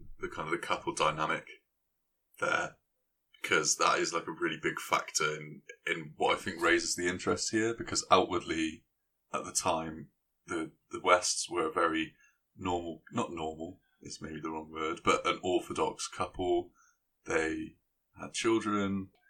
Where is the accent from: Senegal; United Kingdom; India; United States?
United Kingdom; Gloucester, South West England; I am from Gloucester.